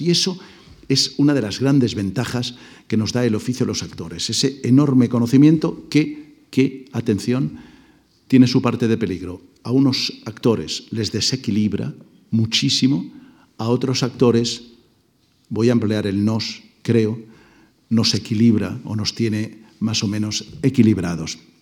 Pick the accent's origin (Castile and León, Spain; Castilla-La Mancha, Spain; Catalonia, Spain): Catalonia, Spain; Mollet del Vallès; Mollet del Vallés, el pueblo donde yo nací, muy cerca de Barcelona